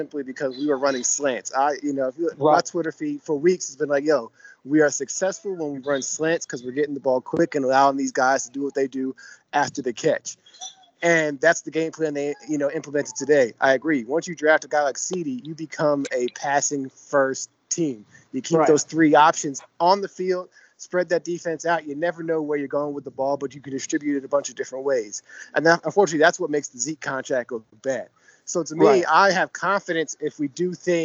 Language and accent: English; New Brunswick, New Jersey, United States; now in New Zealand; I'm originally from Jersey.